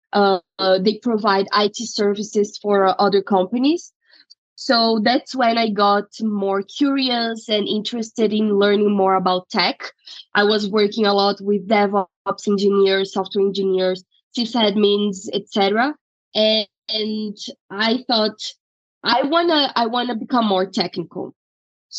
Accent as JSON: {"language": "English", "country": "Brazil", "moved": "as an adult", "lives_now": "United States", "said": "I'm originally from Brazil and I went to law school there. I graduated in 2016 and right after I moved to the U.S."}